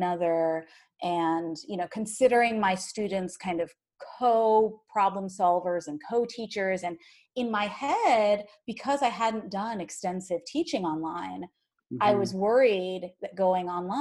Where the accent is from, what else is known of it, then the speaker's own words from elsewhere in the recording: Ohio, United States; moved away; also born or lived in New Jersey; I grew up in Ohio and then in New Jersey. And growing up in Ohio as like one of the only brown kids in the area